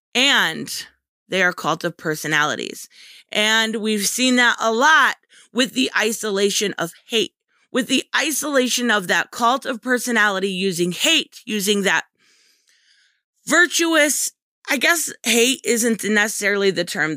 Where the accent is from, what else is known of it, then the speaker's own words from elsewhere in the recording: United States; I love being American